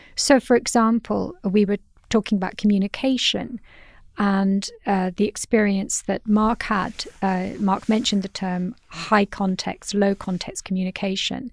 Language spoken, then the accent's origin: English; United Kingdom; as a Brit